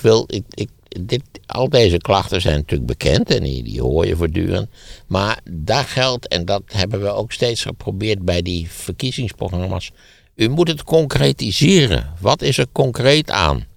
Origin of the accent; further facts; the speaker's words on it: Wageningen, Gelderland, Netherlands; Ik ben opgegroeid in Wageningen, wat in feite ook de provincie is